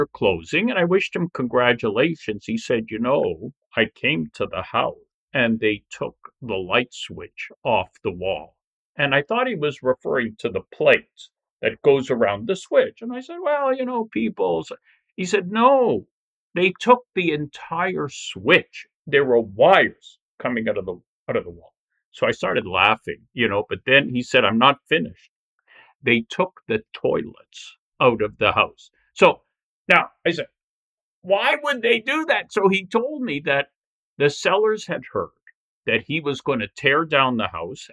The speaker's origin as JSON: {"language": "English", "town": "Toronto", "region": "Ontario", "country": "Canada", "tie": "born or raised there", "said": "I was born in Toronto, raised here, and you know, very proud to be from this city"}